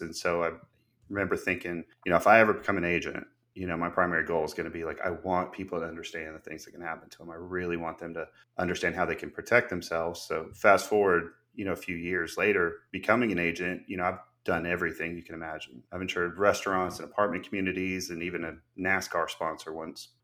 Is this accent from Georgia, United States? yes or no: yes; Gwinnett, Georgia, United States; now in Watkinsville, United States; I felt like I grew up in Gwinnett Animal Clinic in Georgia